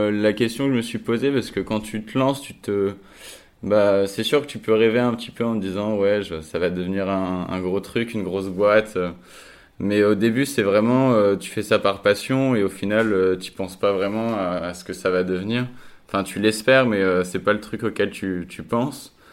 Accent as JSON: {"language": "French", "town": "Reims", "region": "Grand Est", "country": "France", "lives_now": "Lille, France", "said": "je suis originaire de Reims et je suis arrivé à Lille il y a 3 ans euh, pour mes études."}